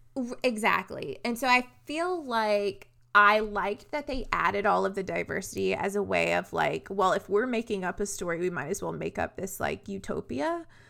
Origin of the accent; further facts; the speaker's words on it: the South, United States; also born or lived in Nashville; we're from small towns, Renee and I. We're from the South